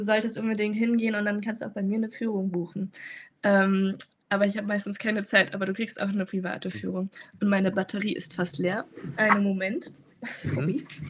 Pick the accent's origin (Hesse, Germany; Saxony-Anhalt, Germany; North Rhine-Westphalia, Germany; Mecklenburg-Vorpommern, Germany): Hesse, Germany; Frankfurt am Main; also born or lived in Tübingen; bin eigentlich aus Frankfurt am Main und pendle immer hin und her.